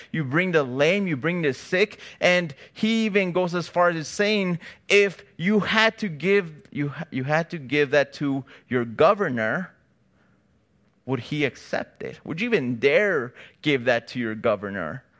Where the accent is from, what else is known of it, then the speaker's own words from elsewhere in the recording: Chicago, Illinois, United States; now in California, United States; me and my wife, we're from Chicago, so we don't have family out here